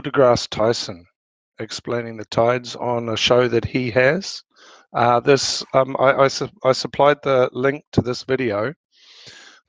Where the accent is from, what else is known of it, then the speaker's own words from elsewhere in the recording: New Zealand; now in Denmark; I'm originally from New Zealand. And I now live in Denmark